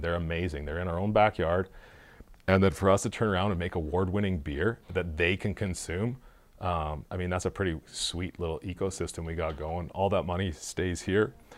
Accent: Saskatchewan, Canada; I'm from Saskatchewan

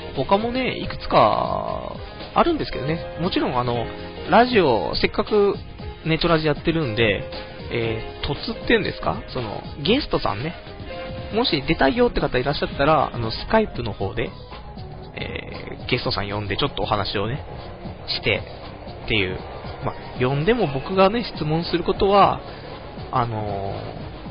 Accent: Saitama, Japan; 僕の地元の埼玉の

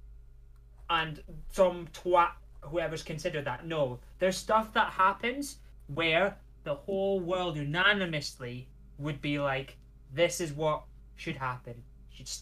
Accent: Scotland, United Kingdom; We get it all the time being Scottish

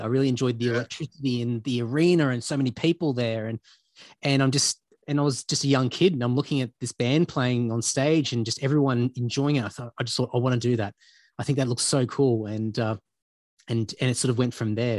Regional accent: Brisbane, Queensland, Australia; moved away as an adult; now in Sydney, Australia; growing up in Queensland, in, in Brisbane

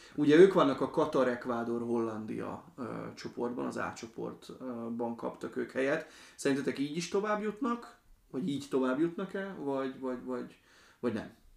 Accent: Slovakia; moved away; én Szlovákiában nőttem föl

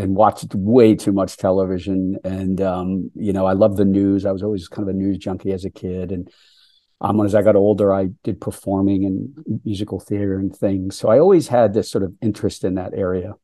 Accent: Boston, Massachusetts, United States; I grew up on the East Coast in the Boston area

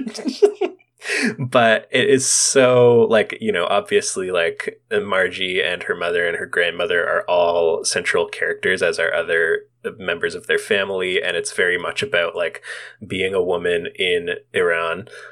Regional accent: Canada; as Canadians

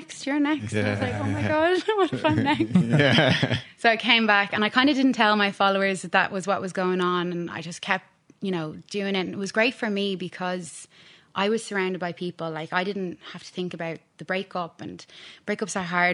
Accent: Dublin, Leinster, Ireland; moved away as an adult; now in Sydney, Australia; I'm from Dublin, Castleknock.

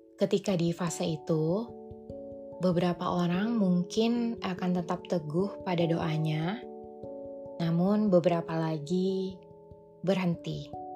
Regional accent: Jambi, Indonesia; now in Jakarta, Indonesia; Pulanglah aku ke Jambi, kota kelahiranku.

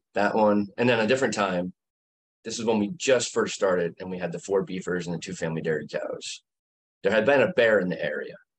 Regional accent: Greene County, New York, United States; I grew up in Greene County.

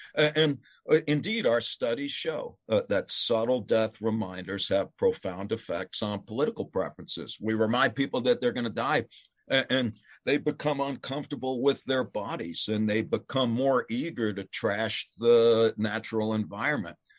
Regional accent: United States; as an American

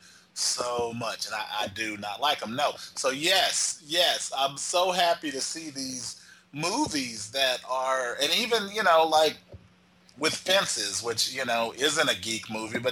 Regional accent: Texas, United States; Mel and I grew up in Texas

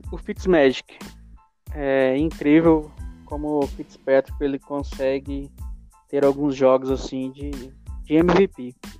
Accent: Anápolis, Goiás, Brazil; sou de Anápolis, Goiás

